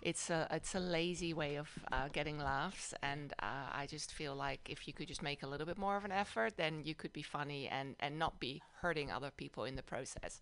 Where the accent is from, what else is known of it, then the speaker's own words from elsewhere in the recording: Amsterdam, North Holland, Netherlands; also born or lived in Madison, Wisconsin / South Bay, California; now in San Francisco Bay Area, United States; I grew up in the Netherlands, in uh, in Amsterdam